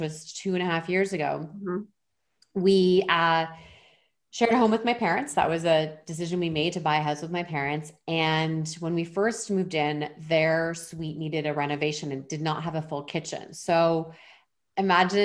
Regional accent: Eastern Canada, Canada; moved away as an adult; now in Vancouver Island, Canada; I'm originally from Eastern Canada

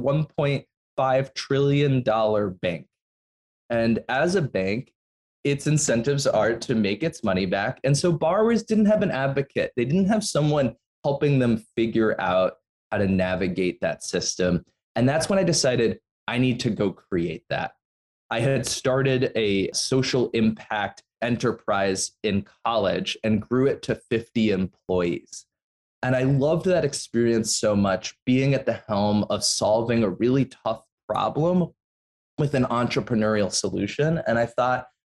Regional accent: New York City, New York, United States; I grew up in New York City

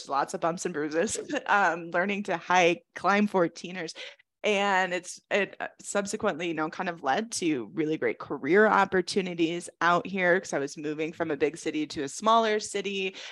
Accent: Chicago, Illinois, United States; moved away as an adult; now in Colorado, United States; I'm from Chicago originally.

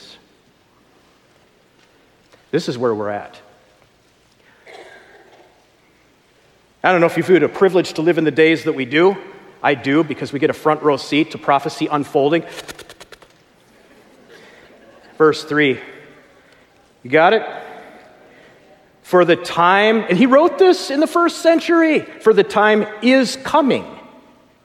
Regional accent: Minneapolis, Minnesota, United States; I come from Minneapolis, right there at the place where George Floyd was killed there

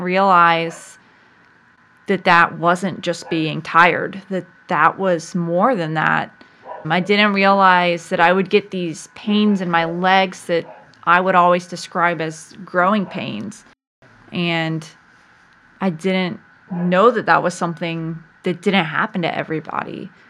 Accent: Virginia Beach, Virginia, United States; I was born in Virginia Beach, Virginia, and I have lived there for most of my life.

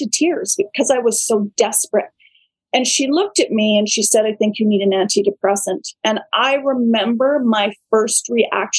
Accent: Vancouver Island, British Columbia, Canada; now in Mossleigh, Canada; I grew up on Vancouver Island

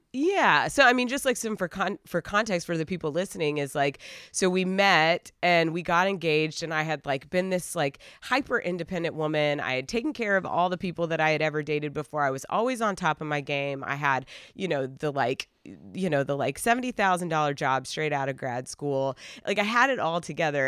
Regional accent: Asheville, North Carolina, United States; moved away; we are originally from Asheville, North Carolina

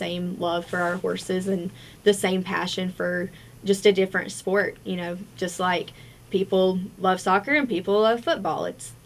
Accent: Virginia, United States; also born or lived in Abingdon, Virginia; I'm originally from Conorock, Virginia, and I moved to Abingdon, Virginia

